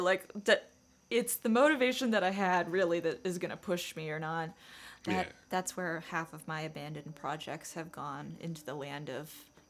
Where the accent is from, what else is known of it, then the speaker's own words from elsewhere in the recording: Charleston, South Carolina, United States; accent: Southern drawl; moved away as an adult; now in Knoxville, United States; I'm from Charleston, South Carolina.